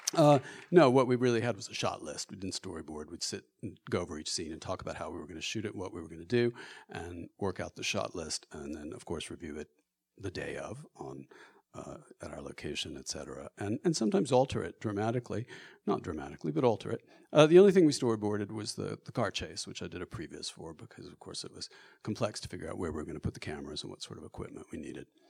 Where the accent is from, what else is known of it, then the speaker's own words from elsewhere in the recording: Austin, Texas, United States; I'm, I'm from Texas. I'm from Austin, and I grew up in Texas